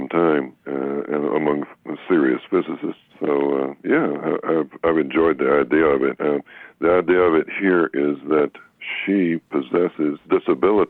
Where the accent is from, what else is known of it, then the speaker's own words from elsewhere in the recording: the South, United States; I come from the South